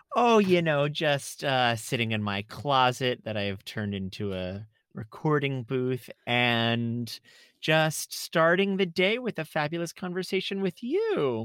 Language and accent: English; South Florida, United States; moved away; I grew up in South Florida